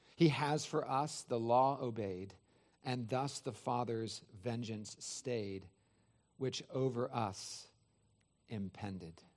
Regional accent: California, United States; now in Georgia, United States; I'm from California

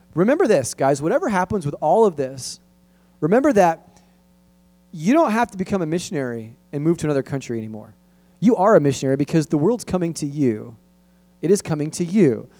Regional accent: Los Angeles, California, United States; where I grew up in San Fernando Valley

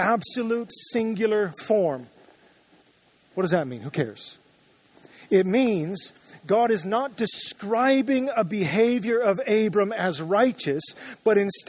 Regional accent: Joshua Tree, California, United States; now in Orange County, United States; I grew up in the Joshua Tree area

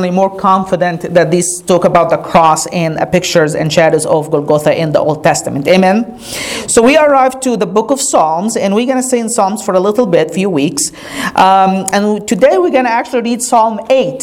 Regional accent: Egypt; now in United States; Growing up in Egypt

